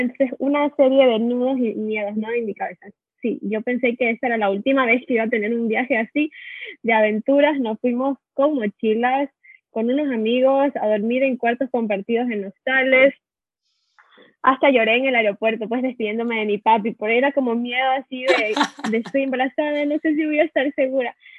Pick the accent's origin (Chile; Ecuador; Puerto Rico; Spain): Ecuador; moved away as an adult; now in California, United States; Somos de Ecuador y vivimos muchos años en California.